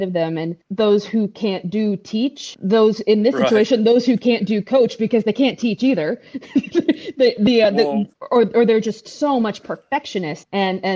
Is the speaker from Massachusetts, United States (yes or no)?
yes; Boston, Massachusetts, United States; moved away; I'm from Boston. That's where I grew up, lived there for 10 years.